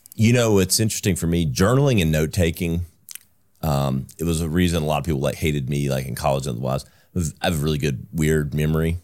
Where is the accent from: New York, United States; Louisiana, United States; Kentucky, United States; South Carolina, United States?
South Carolina, United States; Greenville; I was born and raised in South Carolina. I'm a South, native South Carolinian, uh, native Greenvillian